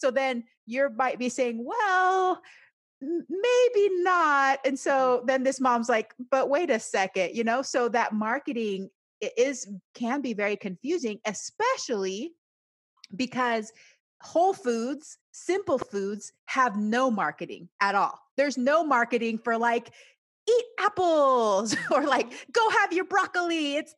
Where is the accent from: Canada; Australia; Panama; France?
Panama; also born or lived in United States; because I grew up both in Panama and the United States. So I feel like I can immerse in both cultures and feel fine.